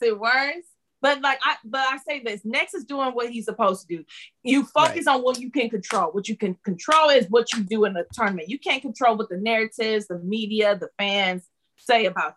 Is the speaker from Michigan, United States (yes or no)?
yes; Detroit, Michigan, United States; moved away; I'm from Detroit.